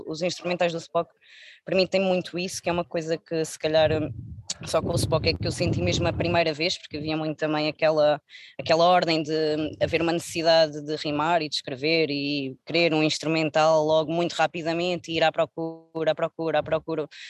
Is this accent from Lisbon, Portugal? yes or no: no; Algarve, Portugal; ouve-se muito também na minha zona, eu sou algarvia